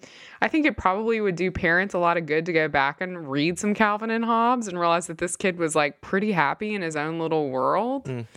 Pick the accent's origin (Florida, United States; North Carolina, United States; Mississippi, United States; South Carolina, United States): Mississippi, United States; He was very devoted to the church that I grew up in Mississippi.